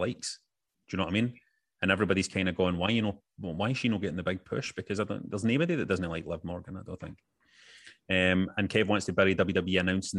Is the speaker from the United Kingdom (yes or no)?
yes; Helensburgh, Scotland, United Kingdom; when I tell people I'm for Helensburgh, I don't just say I'm for Helensburgh. I say I'm for Helensburgh, Argyll, and Bute.